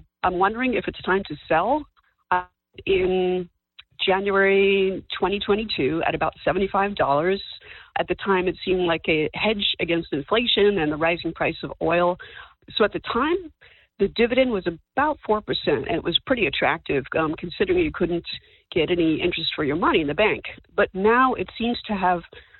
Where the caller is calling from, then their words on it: Marin County, California, United States; I'm calling from County of Marin, just north of the Golden Gate Bridge.